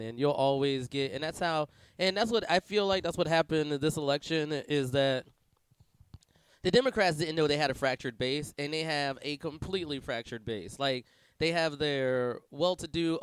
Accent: Pennsylvania, United States; I'm from Pennsylvania

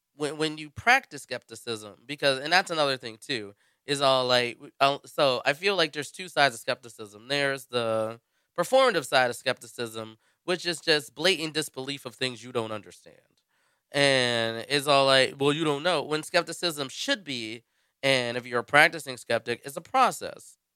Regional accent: United States; being an American

